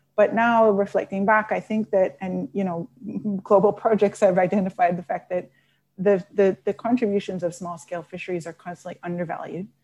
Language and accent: English; Newfoundland and Labrador, Canada; moved away; I'm a Newfoundlander, and I grew up, um, during the collapse of the cod stocks.